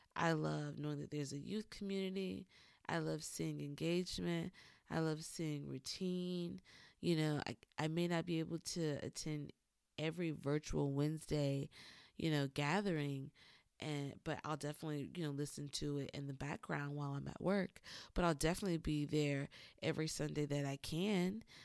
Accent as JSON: {"language": "English", "area": "Lowcountry", "region": "South Carolina", "country": "United States", "tie": "born or raised there", "also_born_or_lived": "Atlanta, Georgia", "moved": "yes", "said": "growing up in the Low Country as a Geechee"}